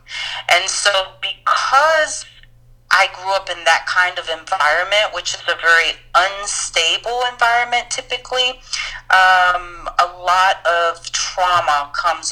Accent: New York City, New York, United States; I'm from New York City.

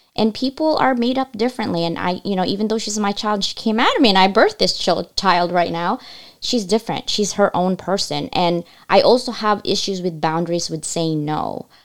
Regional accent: United States; English is a second language; also born or lived in Asia; I couldn't speak English when I came to this country

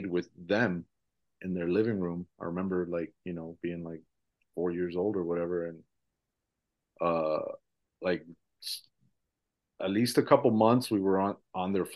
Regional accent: Kissimmee, Florida, United States; first language Spanish; English is a second language; also born or lived in Mexico City, Mexico / Fort Lauderdale; I was born in Mexico City, in Mexico, but came very young to Central Florida.

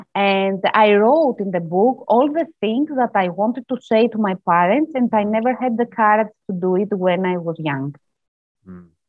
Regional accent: Greece; I'm from Greece

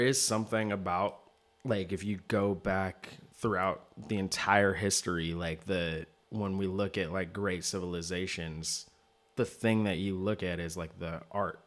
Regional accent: Seattle, Washington, United States; I grew up in Seattle

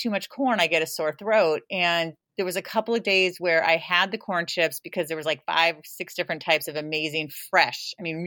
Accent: San Jose, California, United States; moved away; where I grew up in South San Jose, next to Almaden Valley.

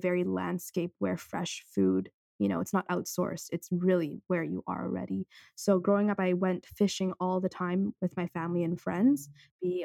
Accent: Vancouver, British Columbia, Canada; I'm born and raised in Vancouver

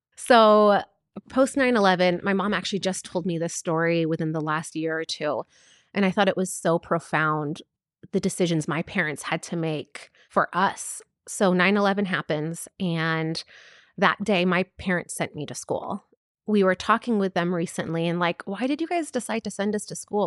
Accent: United States; I am a first generation Palestinian born and raised in America

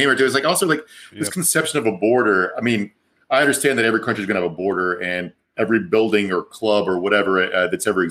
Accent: Virginia, United States; I'm from Virginia

